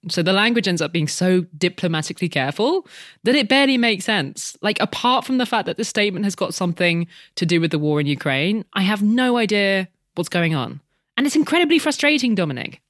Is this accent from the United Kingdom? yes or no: yes; United Kingdom; When we were growing up in Britain